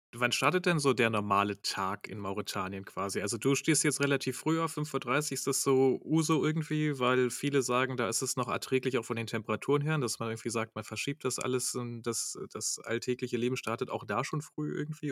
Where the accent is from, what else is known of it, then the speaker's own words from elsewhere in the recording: Germany; als Deutscher